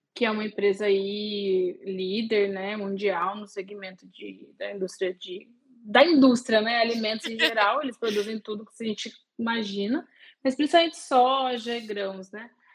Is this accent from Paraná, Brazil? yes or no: no; Guaratinguetá, São Paulo, Brazil; eu sou do interior de São Paulo, Guaratinguetá, uma cidadezinha ali no eixo Rio-São Paulo, pertinho de Aparecida do Norte, que é o ponto de referência. e eu cresci, nasci em Guará